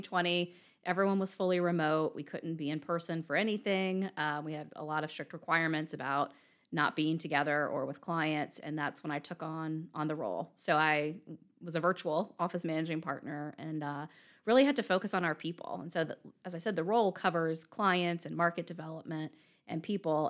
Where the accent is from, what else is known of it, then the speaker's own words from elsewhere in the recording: Virginia, United States; moved away as an adult; also born or lived in Richmond, Virginia / Hartford, Connecticut; now in Birmingham, United States; I'm from Virginia originally